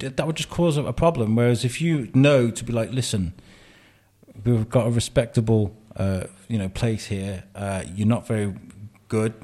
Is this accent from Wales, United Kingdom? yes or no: yes; Wrexham, Wales, United Kingdom; moved away as an adult; also born or lived in Telford; where I grew up in Wrexham